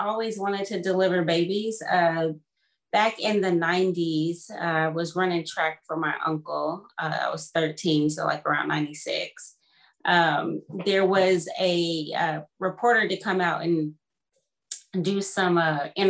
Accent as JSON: {"language": "English", "region": "Kansas", "country": "United States", "tie": "born or raised there", "also_born_or_lived": "Houston, Texas", "moved": "as an adult", "lives_now": "London, Ontario, Canada", "said": "growing up in Kansas."}